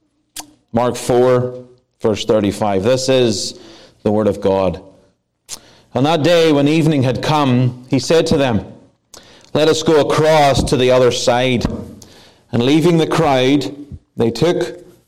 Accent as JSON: {"language": "English", "country": "Ireland", "moved": "yes", "lives_now": "Placerville, United States", "said": "I am Irish."}